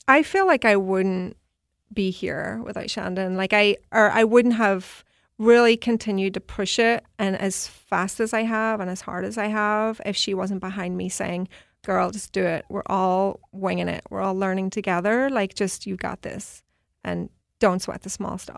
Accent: Belfast, Northern Ireland, United Kingdom; moved away as an adult; also born or lived in New York; now in Seattle, United States; I'm from Belfast, Northern Ireland

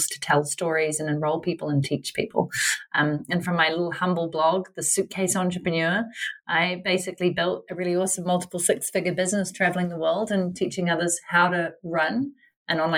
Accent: New Zealand; moved away as an adult; I'm originally from New Zealand, currently back in New Zealand

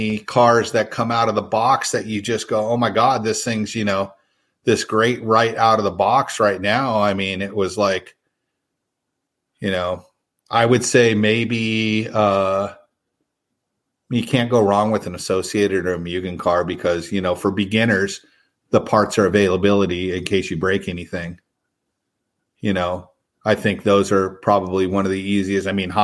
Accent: San Diego, California, United States; Growing up in San Diego, there was a place called the Naval Training Center.

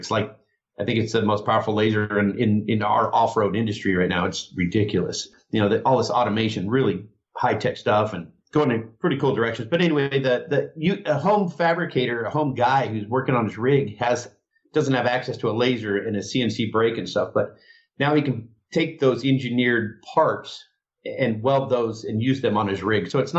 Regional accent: Rapid City, South Dakota, United States; born there; now in California, United States; We were both born in Rapid City, South Dakota

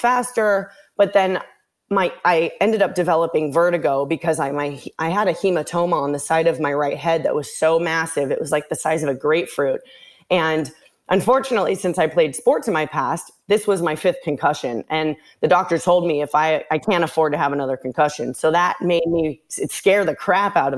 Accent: Santa Monica, California, United States; moved away as an adult; now in Miami, United States; I was born and raised in Los Angeles, California, Santa Monica. I recently live in Miami.

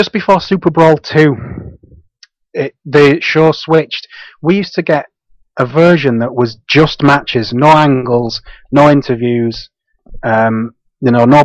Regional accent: Guisborough, North East England, United Kingdom; I'm from a little town called Gisborough. It's about 20-30 minutes from Middlesbrough in the northeast.

